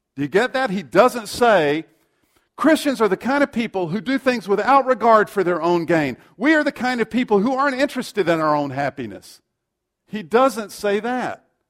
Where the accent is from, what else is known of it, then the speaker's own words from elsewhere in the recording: South Carolina, United States; I grew up in South Carolina, and my parents would regularly take me to the local Baptist church.